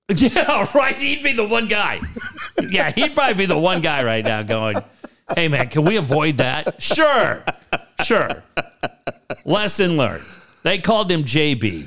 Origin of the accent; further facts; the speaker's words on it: Richfield, Minnesota, United States; moved away; my hometown is Richfield, Minnesota